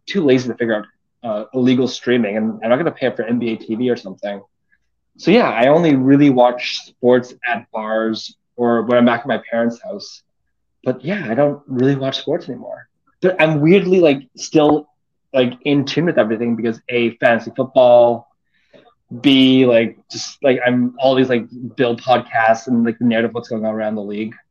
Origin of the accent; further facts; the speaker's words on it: Vancouver, British Columbia, Canada; I'm from Vancouver